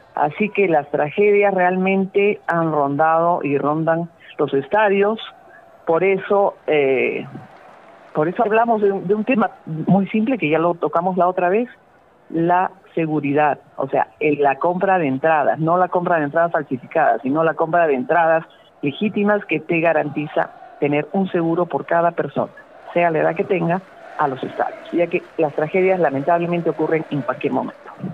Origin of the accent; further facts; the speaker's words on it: Arequipa, Peru; como arequipeños hagamos ese último esfuerzo